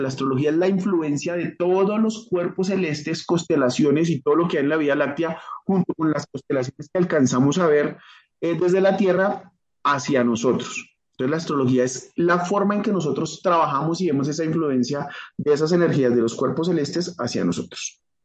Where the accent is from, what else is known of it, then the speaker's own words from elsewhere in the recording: Colombia; yo soy colombiano